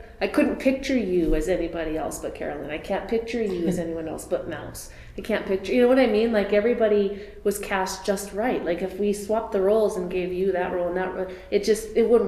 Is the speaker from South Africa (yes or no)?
no; Nelson, British Columbia, Canada; moved away as an adult; now in Saskatchewan, Canada; I grew up in Nelson, British Columbia